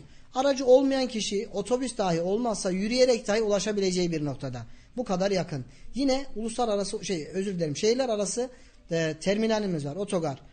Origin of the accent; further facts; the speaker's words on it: Kayseri Province, Turkey; also born or lived in Karayazı, Erzurum; 11.08.1987 Erzurum Karayazı doğumluyum. Bir yaşındayken Erzurum'a e, oradaki geçim sıkıntılarından dolayı Kayseri'ye geçtik. 90 ee, şey özür dilerim 88'den beri Kayseri'deyiz.